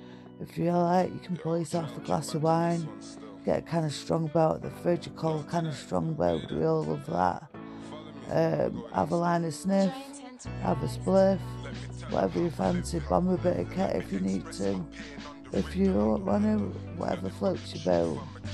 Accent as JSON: {"language": "English", "town": "Sheffield", "region": "Yorkshire and the Humber", "country": "United Kingdom", "said": "Anyway, I'm from Sheffield, …."}